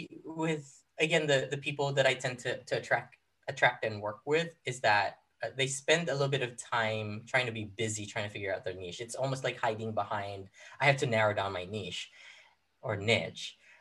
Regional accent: Philippines; moved away as an adult; now in United States; I moved to the U.S., like quick side note, like I grew up in the Philippines. I was 18 when I moved to the U.S.

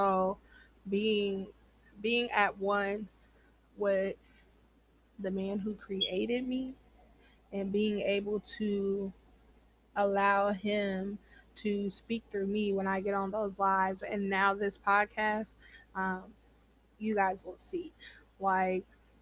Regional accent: Iowa, United States; I am from the Midwest. You know, Iowa in the building.

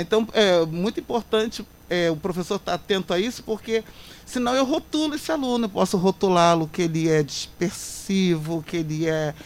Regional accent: Queimados, Rio de Janeiro, Brazil; queimadenses principalmente, povo da minha terra, porque eu nasci, criei, cresci, estou ficando velha aqui

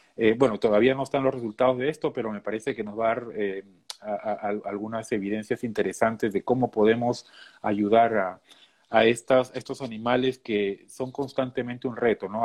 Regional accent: Peru; moved away as an adult; now in Minnesota, United States; soy de Perú

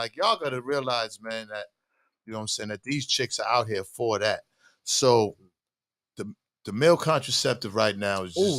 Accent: Boston, Massachusetts, United States; growing up in Boston

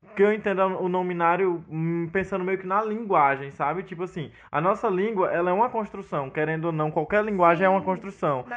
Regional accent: Northeast Brazil, Brazil; also born or lived in Brasília

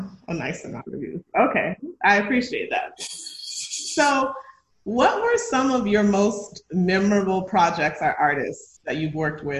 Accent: Miami, Florida, United States; Miami, my hometown

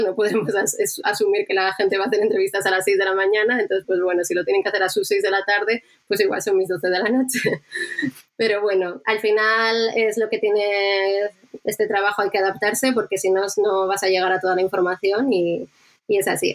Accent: Bilbao, Basque Country, Spain; now in Madrid, Spain; pienso mucho en Bilbao, en mi tierra

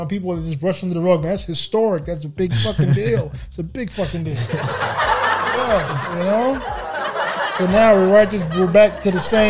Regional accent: New York, United States; We're from New York.

